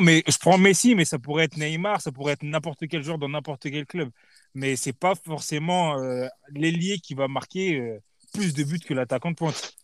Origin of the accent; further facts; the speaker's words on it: Paris, Île-de-France, France; en tant que Parisien